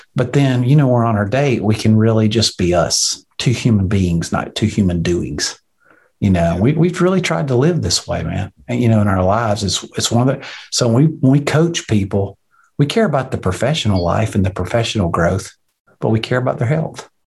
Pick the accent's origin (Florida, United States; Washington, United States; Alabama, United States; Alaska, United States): Alabama, United States; I'm from Alabama. We're 48th on every list.